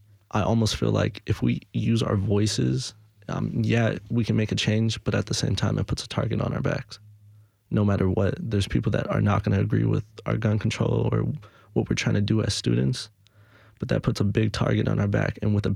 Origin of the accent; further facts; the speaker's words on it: Los Angeles, California, United States; now in Nashville, United States; Now that we moved over here, we're able to get steady, but I'm from Los Angeles